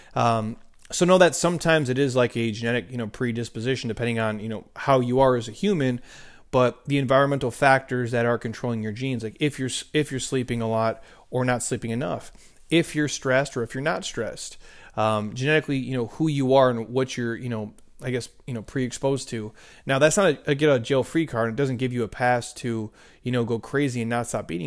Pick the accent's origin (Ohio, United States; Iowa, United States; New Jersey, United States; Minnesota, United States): Minnesota, United States; I grew up in the Midwest